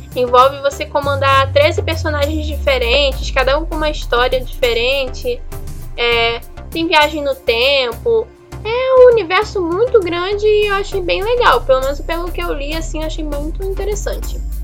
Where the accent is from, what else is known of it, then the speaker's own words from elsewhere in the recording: Brazil; eu sou brasileira